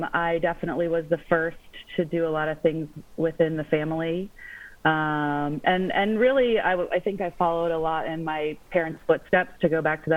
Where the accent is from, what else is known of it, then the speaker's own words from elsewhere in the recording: Cincinnati, Ohio, United States; I was born and raised in Cincinnati. I grew up in Springdale